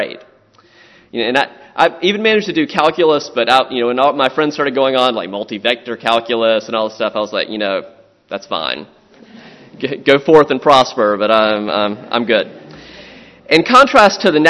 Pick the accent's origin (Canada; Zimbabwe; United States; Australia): United States; Florence, South Carolina; moved away; also born or lived in Louisiana / Southern Maryland; I grew up in Florence, South Carolina